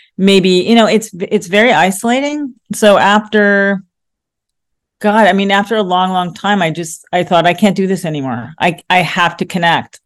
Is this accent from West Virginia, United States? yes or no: no; New York, United States; growing up in New York, I realized that was who I was